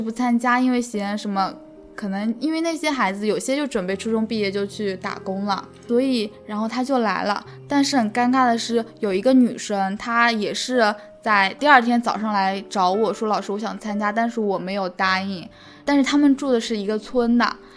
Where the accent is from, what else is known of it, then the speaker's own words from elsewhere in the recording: Hangzhou, Zhejiang, China; 我是来自杭州的